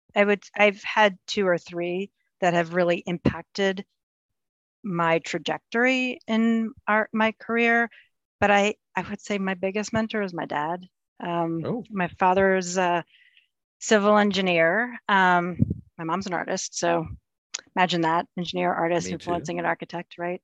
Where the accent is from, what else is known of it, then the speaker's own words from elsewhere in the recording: United States; we're Ukrainian American. I was born here. My folks um, came here as refugees after the Second World War